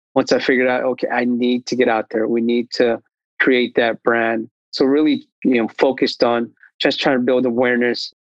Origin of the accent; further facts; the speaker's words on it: Bay Area, California, United States; moved away as an adult; now in Sacramento, United States; I grew up in the Bay Area, so I felt the startups scene in Silicon Valley